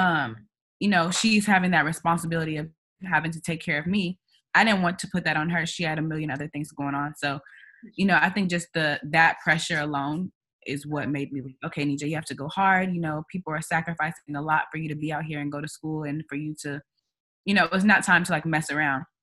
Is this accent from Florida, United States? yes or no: no; Kansas City, Missouri, United States; moved away as an adult; also born or lived in New York City; now in New York, United States; I'm from Kansas City, Missouri